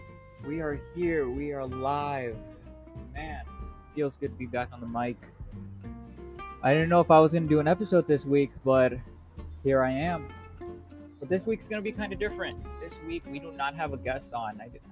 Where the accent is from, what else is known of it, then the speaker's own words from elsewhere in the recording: Chicago, Illinois, United States; I still think I'm from Chicago. I grew up there. I know that place like the back of my hand.